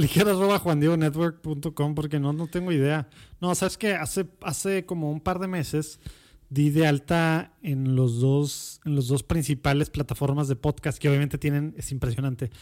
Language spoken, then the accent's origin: Spanish; Monterrey, Nuevo León, Mexico; also born or lived in Mexico City; Soy Regio, Regio, Regio. de la Conchita. Era el, único hospital